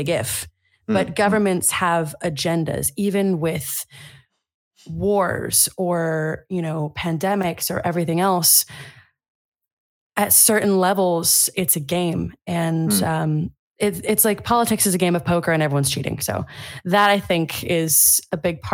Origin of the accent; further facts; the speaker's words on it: United States; moved away as an adult; also born or lived in Italy; now in Germany; as an American